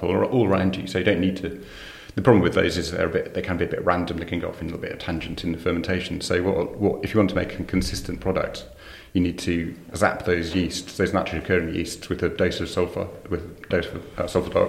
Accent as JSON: {"language": "English", "town": "Shrewsbury", "region": "West Midlands", "country": "United Kingdom", "tie": "born or raised there", "also_born_or_lived": "South East England / France / Colchester", "moved": "yes", "said": "I was born and brought up in Shrewsbury"}